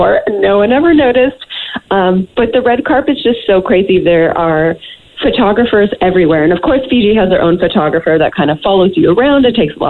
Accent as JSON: {"language": "English", "town": "Toronto", "region": "Ontario", "country": "Canada", "tie": "born or raised there", "moved": "as an adult", "lives_now": "Los Angeles, United States", "said": "grew up my whole life in Toronto"}